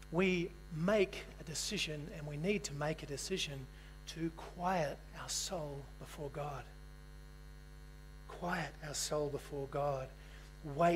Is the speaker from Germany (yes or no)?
no; New Zealand; moved away; also born or lived in Australia; I'm a New Zealander.